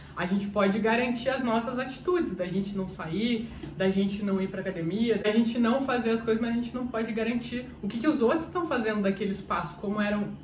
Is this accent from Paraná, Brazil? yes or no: yes; Curitiba, Paraná, Brazil; Eu sou de Curitiba.